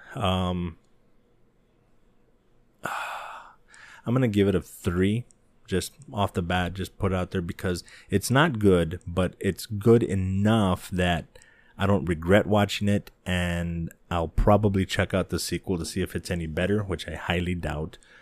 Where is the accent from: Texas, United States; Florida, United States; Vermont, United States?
Texas, United States; El Paso; my hometown, El Paso